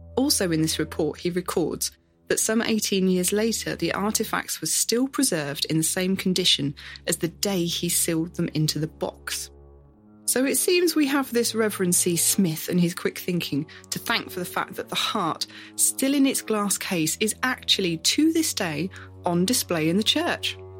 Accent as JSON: {"language": "English", "area": "Northamptonshire", "region": "East Midlands", "country": "United Kingdom", "tie": "born or raised there", "said": "our home county"}